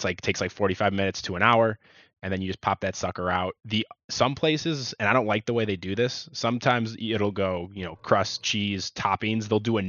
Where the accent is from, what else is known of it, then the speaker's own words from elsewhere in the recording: Chicago, Illinois, United States; I'm on a crusade to say deep dish pizza should not be Chicago's like claim to fame in terms of pizza. We have better